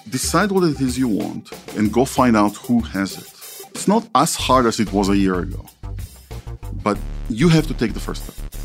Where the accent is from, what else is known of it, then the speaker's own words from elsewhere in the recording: Israel; When I was growing up in Israel, I only had the twelve relatives in my family tree